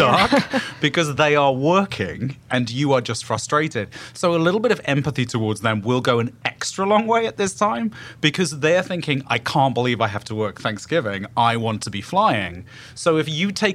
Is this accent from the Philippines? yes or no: no; United Kingdom; moved away as an adult; now in United States; as a Brit. You know, I've been in America knocking on 20 years